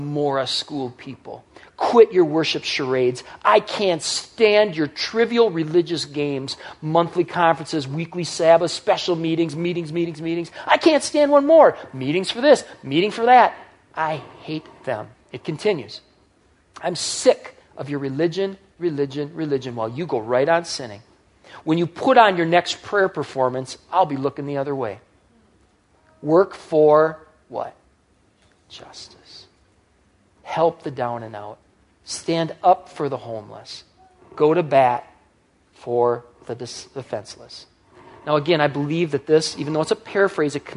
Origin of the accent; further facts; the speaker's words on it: United States; as an American teenager, as I was growing up